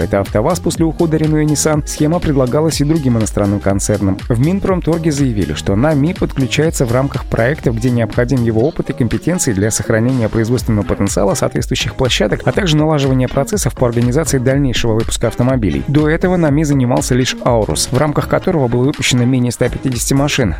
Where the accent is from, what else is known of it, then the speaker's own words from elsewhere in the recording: Russia; в нашей стране